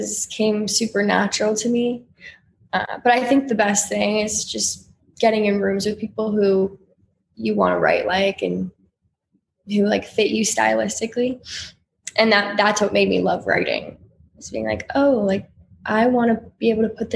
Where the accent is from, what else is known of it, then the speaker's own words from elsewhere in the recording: North Carolina, United States; I'm from North Carolina. So I grew up listening to country music just because of where I was from